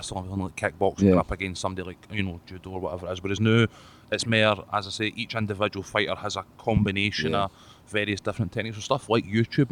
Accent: Glasgow, Scotland, United Kingdom; growing up in the East End

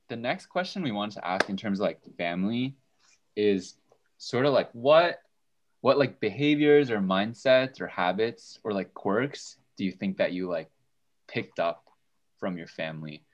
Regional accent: Bridgewater, New Jersey, United States; I'm a senior in Murray, and I hail from Bridgewater, New Jersey

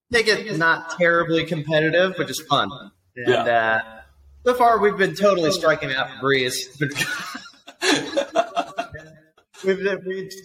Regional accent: Annapolis, Maryland, United States; moved away as an adult; also born or lived in Charleston, South Carolina; I grew up in Annapolis, Maryland

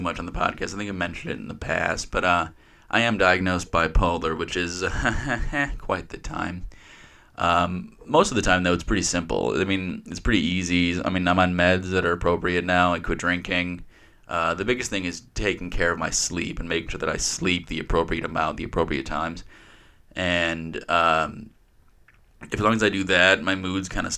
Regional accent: Kenosha, Wisconsin, United States; I left my hometown, Kenosha here

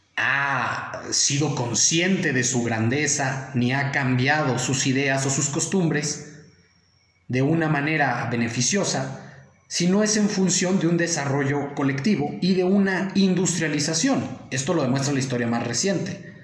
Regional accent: Mexico; nosotros como mexicanos

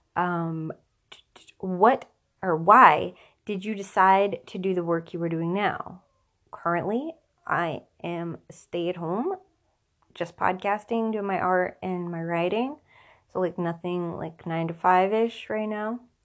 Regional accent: Tampa, Florida, United States; I was born in Tampa, Florida

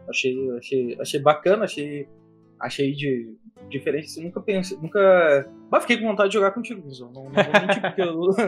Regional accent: Rio Grande do Sul, Brazil; accent: gauchês; É que eu puxei o gauchês

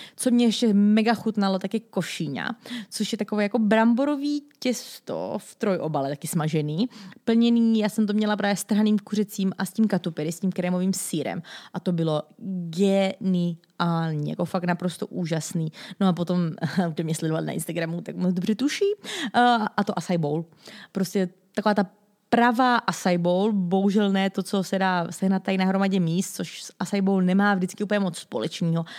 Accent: Czechia; jako Češi

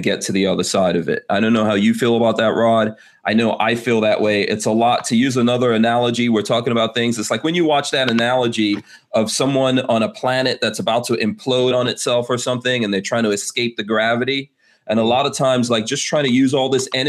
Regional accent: New York City, New York, United States; I grew up in Far Rockaway

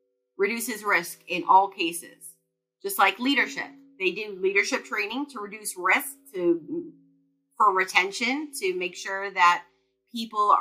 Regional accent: New York, United States; moved away; I'm originally from New York

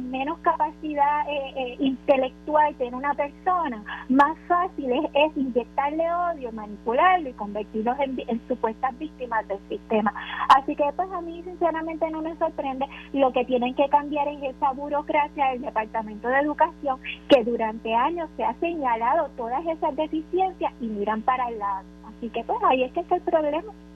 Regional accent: Puerto Rico; como en Puerto Rico eh, somos latinos

